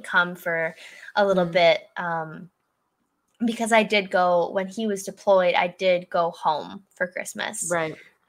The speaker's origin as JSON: {"language": "English", "region": "Michigan", "country": "United States", "moved": "as an adult", "said": "we're both from Michigan"}